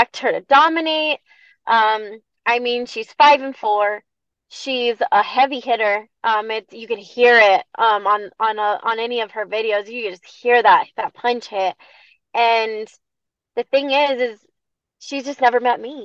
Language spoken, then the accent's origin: English; Bosque Farms, New Mexico, United States; representing my hometown of Bosque Farms